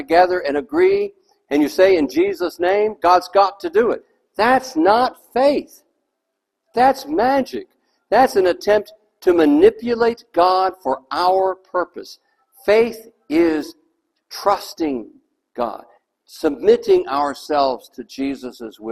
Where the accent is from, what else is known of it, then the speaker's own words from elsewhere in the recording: Texas, United States; moved away; I was raised in Texas